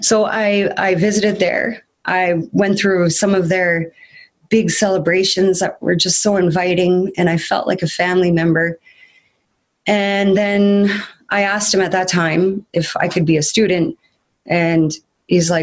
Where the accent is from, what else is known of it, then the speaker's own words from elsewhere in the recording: Kenora, Ontario, Canada; I was born and raised in Kenora, Ontario